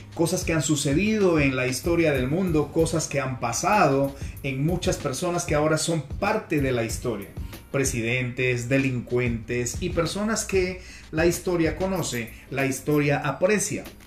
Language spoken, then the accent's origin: Spanish; Peru; now in Colombia; Nací en Perú hace unas décadas atrás y ahora radico en Colombia desde donde me estoy comunicando contigo